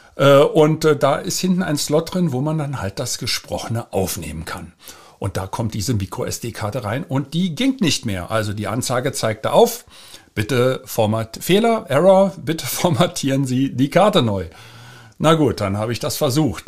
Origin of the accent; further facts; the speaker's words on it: Berlin, Germany; ich bin ja in West-Berlin geboren und da aufgewachsen